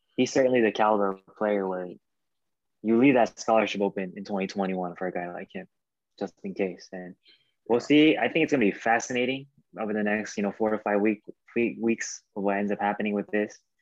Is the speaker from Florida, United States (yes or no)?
yes; Florida, United States; moved away; I'm from Florida